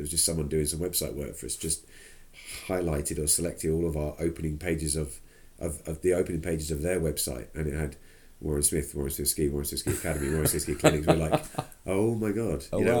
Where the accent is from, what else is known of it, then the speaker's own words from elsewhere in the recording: United Kingdom; especially as we're sitting here as British instructors